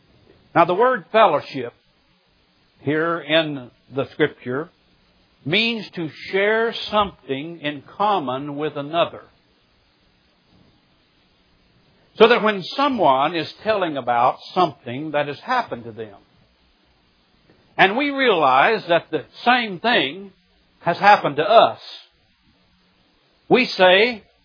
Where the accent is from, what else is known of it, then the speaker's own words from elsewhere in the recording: Missouri, United States; now in Birmingham, United States; When I moved from Southwest Missouri, the Ozarks, to Birmingham, Alabama, it took me a while to learn and make an adjustment to my new home. People here in the South do things a little bit different than us hillbillies in the Ozarks.